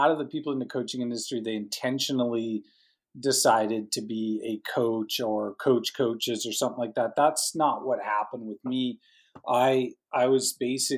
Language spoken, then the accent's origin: English; Calgary, Alberta, Canada; also born or lived in Edmonton, Canada; I'm from Canada, Calgary, Banff area in the Canadian Rockies, that kind of area right above Montana, basically.